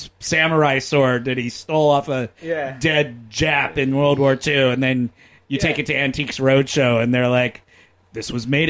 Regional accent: Fresno, California, United States; I'm from Fresno.

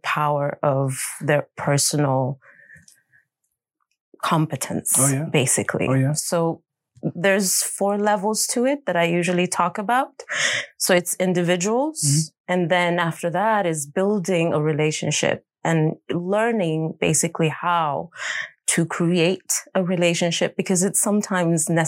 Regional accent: Stockholm, Stockholm County, Sweden; I'm born and raised in Stockholm

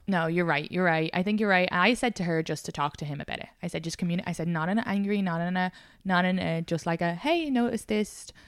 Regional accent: Ireland; moved away; I'm a Irish woman

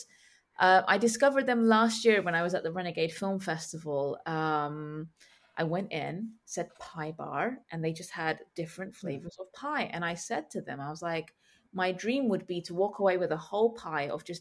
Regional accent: London, United Kingdom; I'm from London

